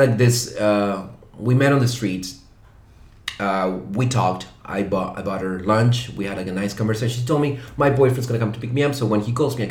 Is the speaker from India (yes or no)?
no; Chile; English is a second language; moved away as an adult; now in Shanghai, China; in Chile, back home